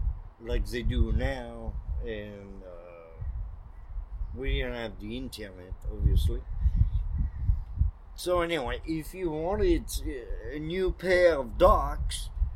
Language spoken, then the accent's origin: English; northern France, France; English is a second language; I'm from North France.